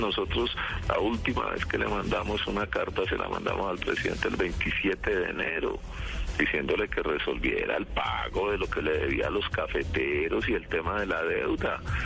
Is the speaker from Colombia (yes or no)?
yes; Colombia; yo también soy un colombiano, yo también siento como colombiano